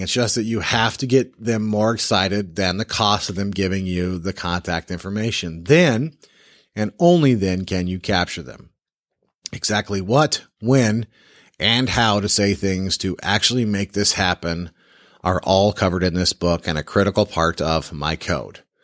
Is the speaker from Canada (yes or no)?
no; the South, United States; I am also from the South and I talk slow.